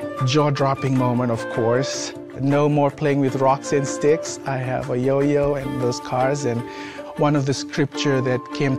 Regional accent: Fiji; moved away; I'm originally from the Fiji Islands. My childhood was different from what a typical kid would go through

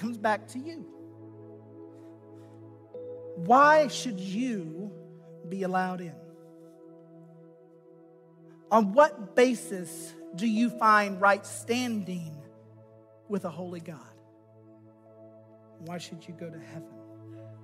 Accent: United States; as an American citizen

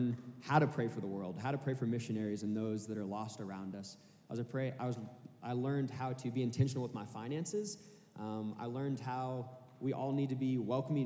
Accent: Kansas City, Missouri, United States; moved away as an adult; now in Arkansas, United States; I'm originally from Kansas City, Missouri, and I came down to Arkansas to go to school here

